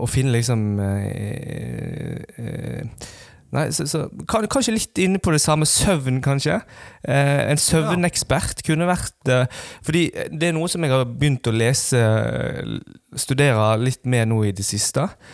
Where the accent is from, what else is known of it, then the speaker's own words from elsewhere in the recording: Western Norway, Norway; Vi er jo vi er stolte vestlendinger. Ja. Iallfall jeg. er Veldig stolt vestlending